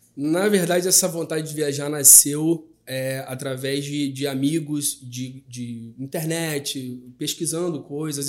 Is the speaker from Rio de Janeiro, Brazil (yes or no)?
yes; Rio de Janeiro, Brazil; nascido e criado na Cidade de Deus